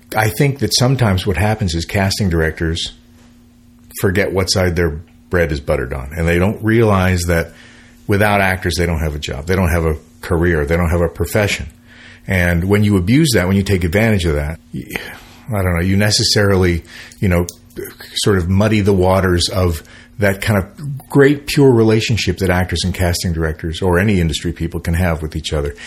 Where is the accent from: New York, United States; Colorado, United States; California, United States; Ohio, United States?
California, United States; San Francisco; moved away; as a musician, growing up in San Francisco, and so when I moved here in the '70s